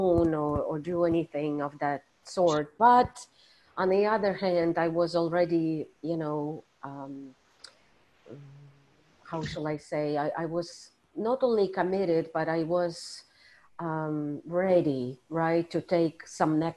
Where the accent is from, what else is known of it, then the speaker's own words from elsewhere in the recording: Moscow, Russia; moved away as an adult; now in New York City, United States; I grew up in the Soviet Union in the city of Moscow, which is a capital.